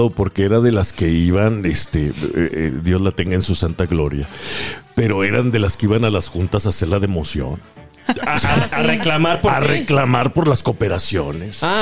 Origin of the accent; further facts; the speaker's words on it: Zacatecas, Mexico; Sí es cierto que ya se está haciendo más de Aguascalientes que de Zacatecas, mi tierra por allá.